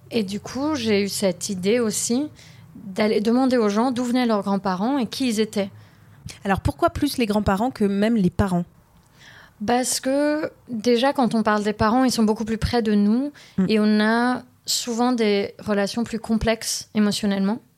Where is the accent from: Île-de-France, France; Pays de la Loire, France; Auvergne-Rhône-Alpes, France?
Île-de-France, France; Paris; born there; also born or lived in London area, United Kingdom; Je suis née à Paris d'un papa qui est libanais et syrien et d'une maman qui est française. Ensuite, on a pas mal vécu euh, près de Londres. Euh, ensuite, je suis revenue en France dans mon adolescence